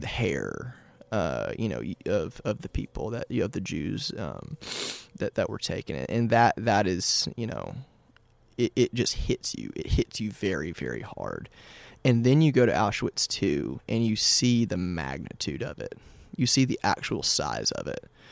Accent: Nashville, Tennessee, United States; born and raised in Nashville.

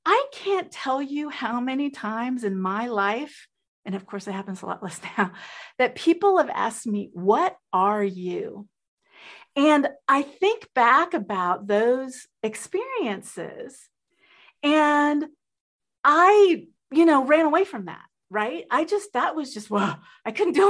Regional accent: Texas, United States; also born or lived in Colombia; I am originally from Colombia, South America. I have a mixed race. And I grew up I grew up in the 60s and 70s in Texas

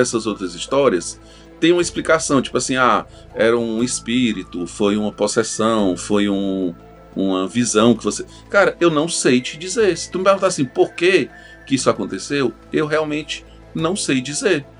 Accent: Arapiraca, Alagoas, Brazil; eu sou de Arapiraca

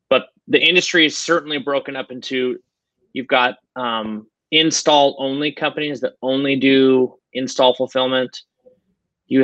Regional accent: Spokane, Washington, United States; my hometown is, Spokane, Washington

